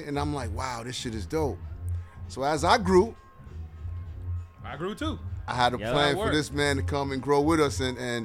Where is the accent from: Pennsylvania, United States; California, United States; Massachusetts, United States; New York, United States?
New York, United States; New York City; I'm from Hollis, Queens